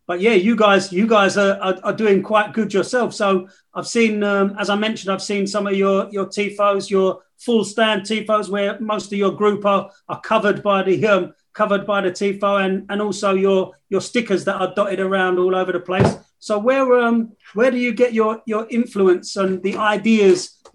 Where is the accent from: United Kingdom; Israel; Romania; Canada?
United Kingdom; England; I grew up in England